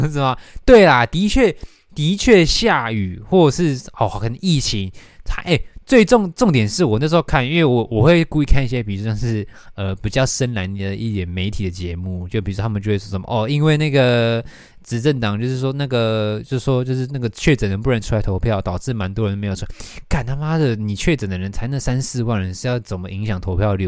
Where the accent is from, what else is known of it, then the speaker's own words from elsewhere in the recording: Taoyuan, Taiwan; 桃园是我出生的地方